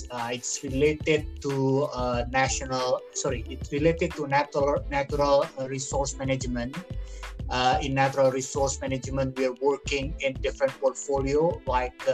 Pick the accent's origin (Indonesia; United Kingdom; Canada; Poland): Indonesia; Bandar Lampung, Lampung; moved away; also born or lived in Malang, Indonesia / Kiel, Germany / Leiden, Netherlands; I was born in Tanjung Karang, Bandar Lampung. I did my study, uh, my bachelor at the uh, Brawijaya University